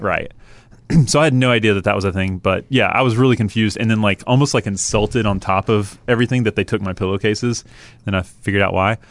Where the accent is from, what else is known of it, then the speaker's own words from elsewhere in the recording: Atlanta, Georgia, United States; moved away; I grew up in Atlanta